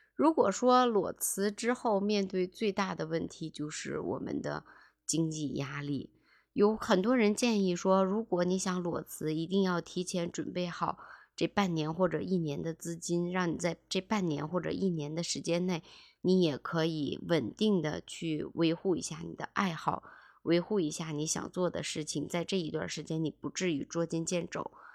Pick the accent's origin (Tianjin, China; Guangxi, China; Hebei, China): Hebei, China; Tangshan; 我们唐山人